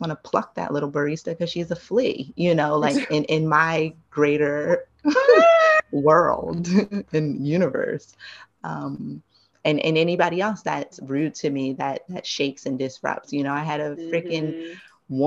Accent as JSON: {"language": "English", "region": "East Coast", "country": "United States", "moved": "yes", "lives_now": "Los Angeles, United States", "said": "I'm from the East Coast"}